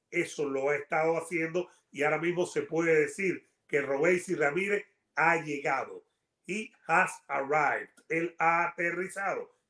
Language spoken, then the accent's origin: Spanish; United States; porque yo no veo nacionalidad en los deportes. Yo no la veo. Yo soy americano, estadounidense.